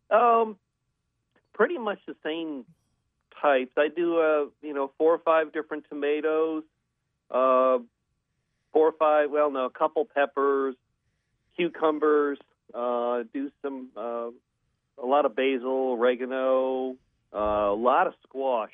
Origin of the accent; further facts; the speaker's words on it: Western New York, United States; now in Cary, United States; I grew up in Western New York